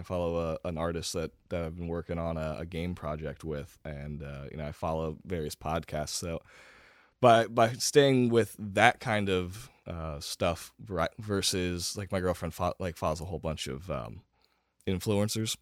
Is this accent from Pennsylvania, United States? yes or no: yes; Lebanon County, Pennsylvania, United States; also born or lived in Harrisburg, Pennsylvania / Shippensburg, Pennsylvania; I grew up in Lebanon County